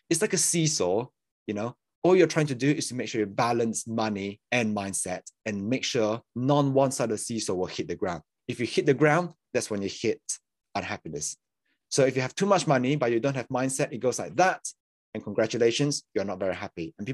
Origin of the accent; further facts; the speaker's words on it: Malaysia; moved away as an adult; yeah, so I'm a I'm a born and raised in Malaysia, next to Singapore. If people don't know, um, and then eight years ago, so I was there for like the first eighteen years of my life